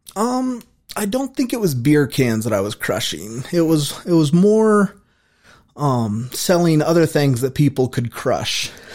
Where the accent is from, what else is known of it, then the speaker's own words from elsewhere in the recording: Casper, Wyoming, United States; also born or lived in Brookings, Oregon / Colorado; We moved to Casper when I was in the first grade